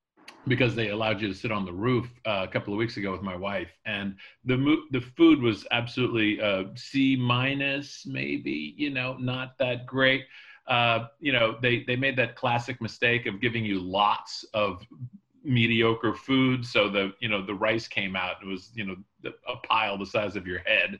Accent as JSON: {"language": "English", "town": "Charleston", "region": "South Carolina", "country": "United States", "tie": "born or raised there", "moved": "yes", "lives_now": "New Haven, United States", "said": "I grew up in Charleston, South Carolina"}